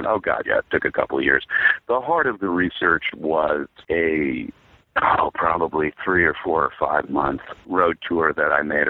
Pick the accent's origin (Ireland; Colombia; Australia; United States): United States; Vermont; moved away; also born or lived in New York / Los Angeles; I grew up in Vermont. I grew up on a classic kind of Vermont farm. One side of my family are all Yankees, but my father married a New York City working woman, upper middle class, you know, medical family.